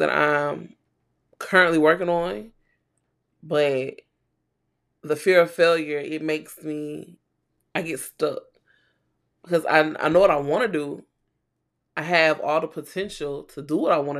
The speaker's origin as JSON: {"language": "English", "region": "South Carolina", "country": "United States", "tie": "born or raised there", "said": "I'm in South Carolina with you. Okay. Born and raised. Southern bred."}